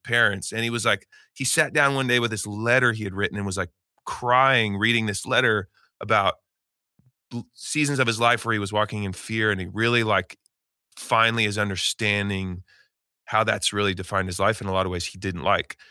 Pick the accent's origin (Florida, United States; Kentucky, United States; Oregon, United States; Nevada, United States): Oregon, United States; Eugene; moved away as an adult; I grew up in Eugene, Oregon